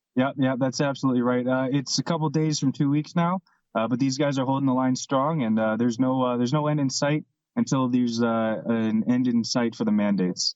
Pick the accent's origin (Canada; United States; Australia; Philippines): Canada; we're Canadian